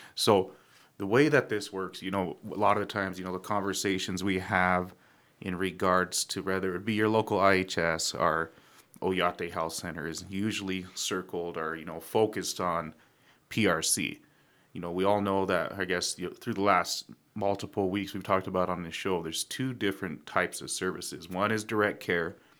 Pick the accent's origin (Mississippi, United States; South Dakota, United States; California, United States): South Dakota, United States; Pine Ridge; people like me and Ray, we grew up in Pine Ridge